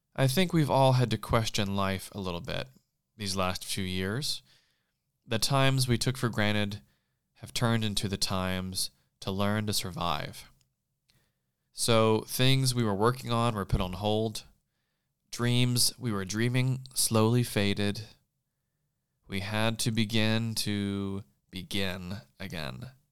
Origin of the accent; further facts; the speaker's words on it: South Carolina, United States; moved away as an adult; now in Los Angeles, United States; leaving everything I knew where I grew up in South Carolina and making the two thousand plus mile trip to California almost ten years ago